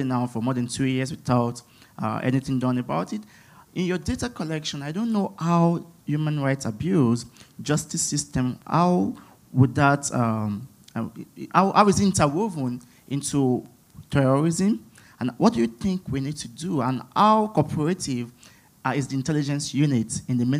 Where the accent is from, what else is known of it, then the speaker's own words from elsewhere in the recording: Nigeria; moved away as an adult; now in United States; I'm a grad student at the George Washington University, and I'm a Nigerian.